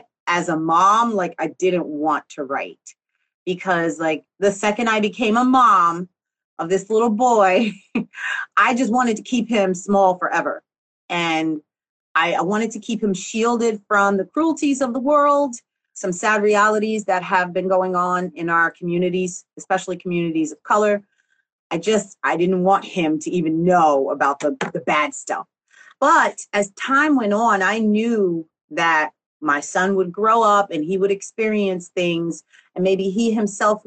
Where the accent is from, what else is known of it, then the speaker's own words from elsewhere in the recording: Newark, New Jersey, United States; I was born in Newark, New Jersey